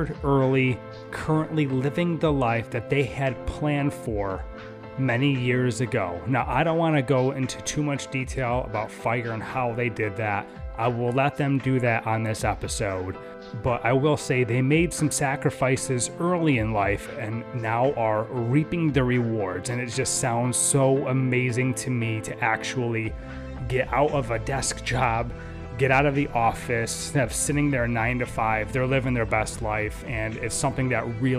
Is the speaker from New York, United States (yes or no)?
yes; upstate New York, United States; now in Florida, United States; I grew up in upstate New York and I was very used to my white Christmases